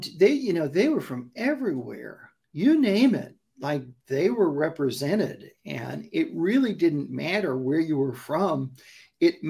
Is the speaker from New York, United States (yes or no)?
yes; New York City, New York, United States; also born or lived in Brooklyn, New York / Upper East Side, Manhattan; now in California, United States; I was raised in Queens